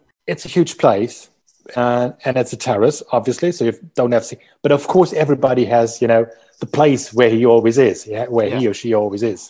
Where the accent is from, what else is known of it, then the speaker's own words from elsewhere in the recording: Unna, North Rhine-Westphalia, Germany; also born or lived in Dortmund; now in Berlin, Germany; I was born in Dortmund. However, I didn't grow up in Dortmund. I grew up a couple of miles away in a smaller town called Unna